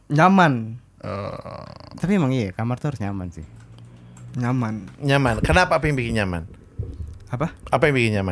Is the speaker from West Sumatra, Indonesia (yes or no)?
yes; Padang, West Sumatra, Indonesia; moved away as an adult; Awal gue ngerantau itu 2010.